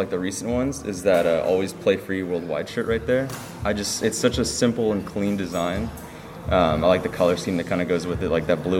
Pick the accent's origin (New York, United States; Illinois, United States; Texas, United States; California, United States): California, United States; Los Angeles; I grew up in Little Eagle Rock, just up the street.